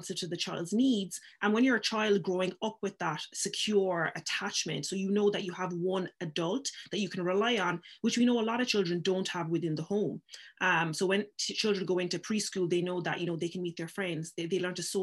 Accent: Cork, Munster, Ireland; also born or lived in Paris / London / Nigeria; I spent more years in Nigeria, and I moved to Ireland then when I was about six

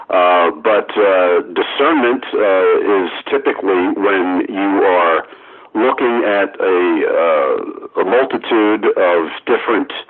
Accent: Amityville, New York, United States; born or raised there

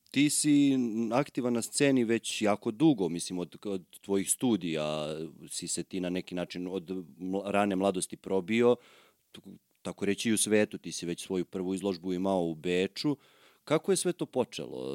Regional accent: Obrenovac, Belgrade, Serbia; ja živim u Obrenovcu od kad znam za sebe, ali sam rođen u Beogradu.

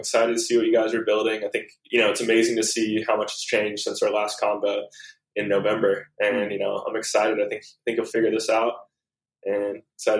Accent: Hawaii, United States; growing up in Hawaii

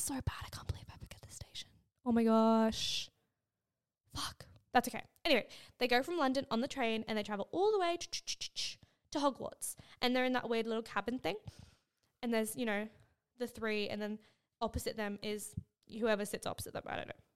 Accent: Australia; I'm Australian and my English is fucking bad

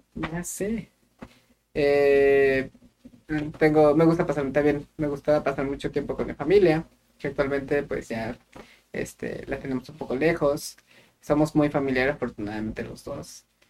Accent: Querétaro, Mexico; moved away; yo soy de la ciudad de Querétaro

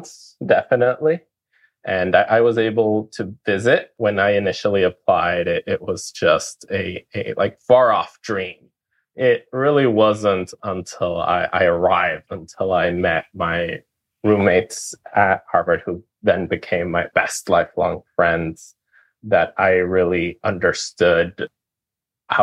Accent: Ecuador; moved away as an adult; now in United States; I'm originally from Ecuador, grew up in a pineapple farm

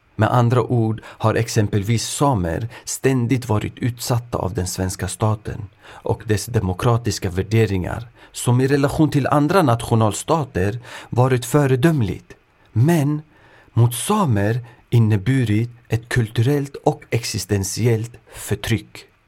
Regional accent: Sweden; also born or lived in Örebro; jag själv är född och uppvuxen i Sverige men har föräldrar från östra Kurdistan, idag västra Iran

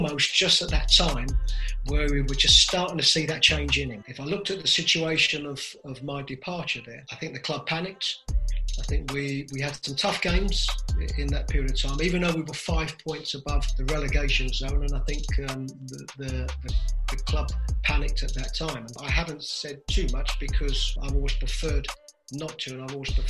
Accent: London, United Kingdom; I was brought up in East London with a Ghanaian father, an Irish mother

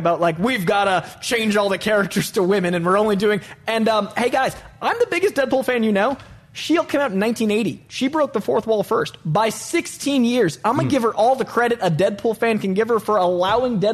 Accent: Boston, Massachusetts, United States; I'm from Boston.

